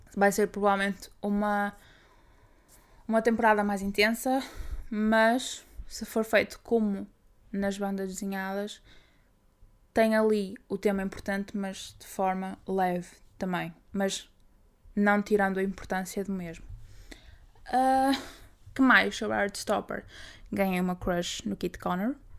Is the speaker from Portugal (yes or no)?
yes; Braga, Norte, Portugal; Eu, como sou de Braga